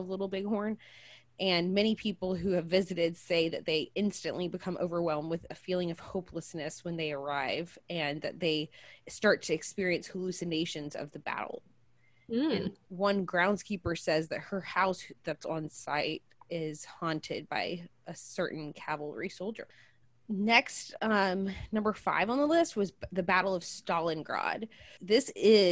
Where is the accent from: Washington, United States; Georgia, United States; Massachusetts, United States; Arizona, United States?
Georgia, United States; my home state of Georgia